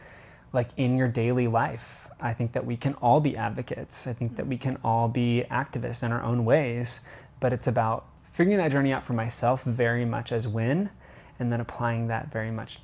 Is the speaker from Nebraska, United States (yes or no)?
yes; Lincoln, Nebraska, United States; moved away; I grew up in suburbia. Everything is beige. Lincoln, Nebraska